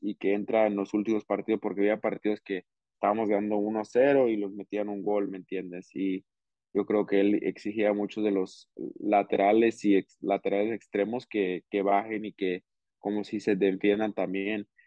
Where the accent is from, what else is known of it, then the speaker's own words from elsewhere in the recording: Portland, Oregon, United States; moved away as an adult; now in Salt Lake City, United States; Portland pues nací ahí